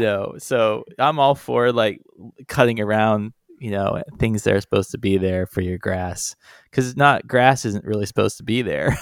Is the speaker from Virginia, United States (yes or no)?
yes; Charlottesville, Virginia, United States; growing up in Virginia